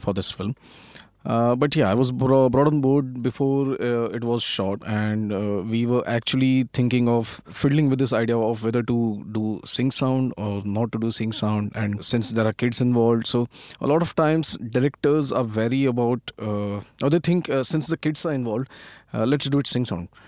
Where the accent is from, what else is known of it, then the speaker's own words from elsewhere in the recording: Pune, Maharashtra, India; I'm basically from Pune, and, uh, almost all of my education, uh, happened in Pune